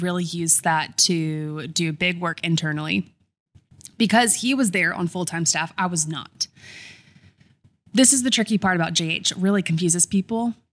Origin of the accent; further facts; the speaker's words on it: Columbia, South Carolina, United States; also born or lived in Irmo, South Carolina; Grew up in Columbia, South Carolina